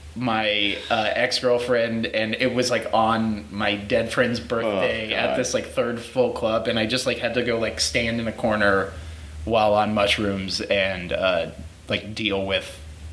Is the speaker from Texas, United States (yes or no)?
yes; Houston, Texas, United States